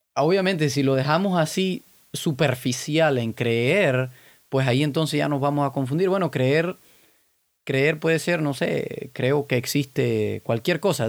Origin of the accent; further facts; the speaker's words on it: Cuba; yo soy cubano